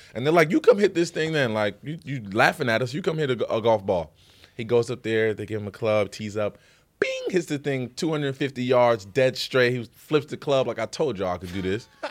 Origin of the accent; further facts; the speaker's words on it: Paterson, New Jersey, United States; I'm from Paterson, New Jersey